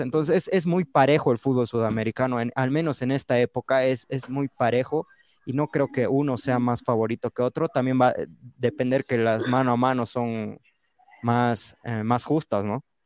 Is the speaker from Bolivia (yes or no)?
yes; Bolivia; yo soy del Valle, no soy del altiplano, soy del valle